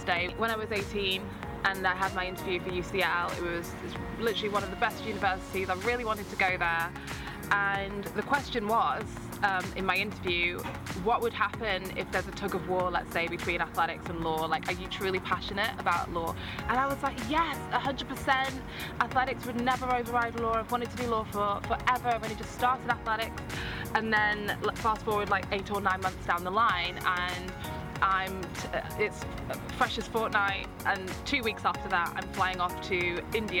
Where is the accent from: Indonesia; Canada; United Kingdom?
United Kingdom; I am from Britain. My parents are from Nigeria.